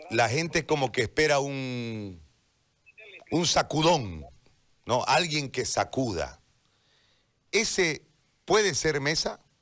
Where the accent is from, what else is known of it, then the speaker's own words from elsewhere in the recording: Bolivia; ¿cómo podemos garantizar como bolivianos que después de haber salido a las calles, después de haber denunciado el fraude, después de todo lo que pasó